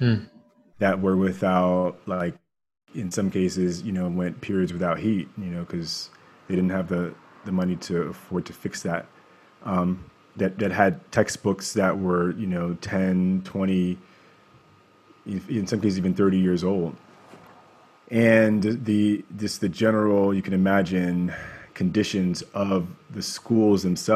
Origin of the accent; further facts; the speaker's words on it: Baltimore, Maryland, United States; now in California, United States; growing up in Baltimore, I was very fortunate